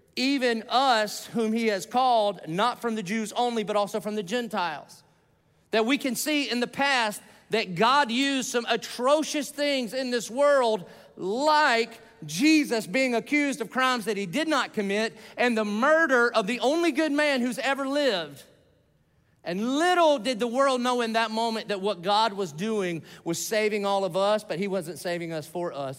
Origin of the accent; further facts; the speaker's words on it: the South, United States; I grew up in the South